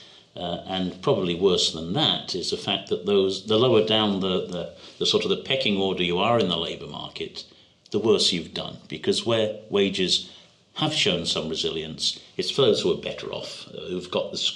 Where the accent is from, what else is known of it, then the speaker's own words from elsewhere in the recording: United Kingdom; speaking as a Brit